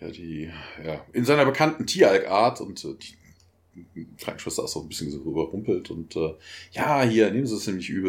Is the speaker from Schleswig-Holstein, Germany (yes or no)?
no; Bonn, North Rhine-Westphalia, Germany; Ich komme ja aus Bonn, da wird das ja